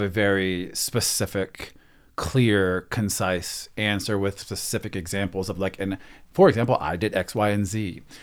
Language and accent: English; Texas, United States; moved away; I grew up in Texas